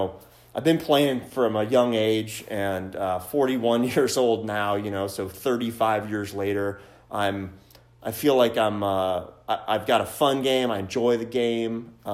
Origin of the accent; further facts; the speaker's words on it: Carmel, Indiana, United States; also born or lived in South Bend, Indiana; born and raised in Indiana.